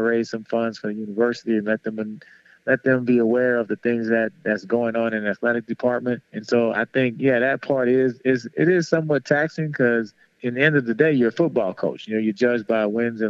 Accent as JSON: {"language": "English", "town": "New Orleans", "region": "Louisiana", "country": "United States", "tie": "born or raised there", "moved": "as an adult", "said": "growing up in New Orleans"}